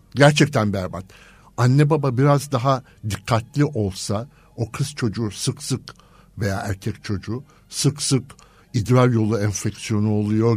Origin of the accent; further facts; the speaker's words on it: İzmir, Turkey; moved away as an adult; also born or lived in Istanbul; ben İzmir kökenliyim